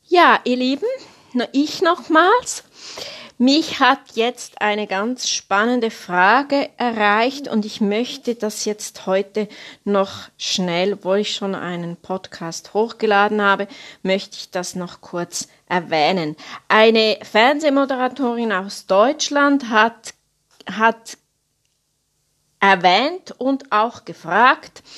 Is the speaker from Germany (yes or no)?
no; Switzerland; Bei uns in der Schweiz